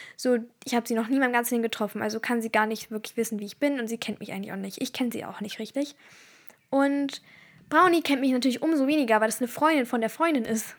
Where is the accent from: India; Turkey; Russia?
Turkey; ich bin Türkin